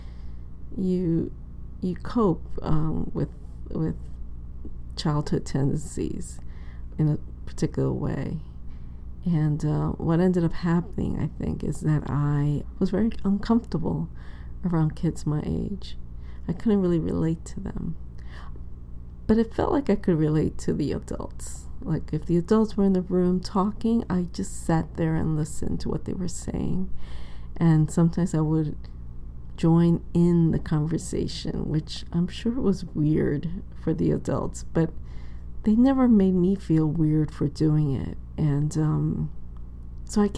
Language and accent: English; New York City, New York, United States; I grew up in Inwood, which is the northern tip of Manhattan.